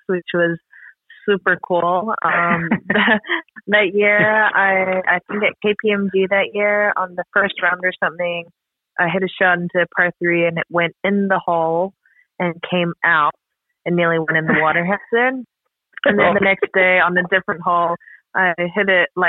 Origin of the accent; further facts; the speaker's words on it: New Zealand; growing up in New Zealand.